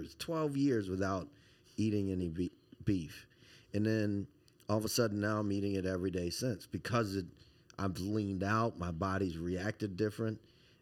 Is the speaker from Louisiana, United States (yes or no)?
yes; Baton Rouge, Louisiana, United States; You know, and I love seafood. I'm from Baton Rouge. It's like everything we do.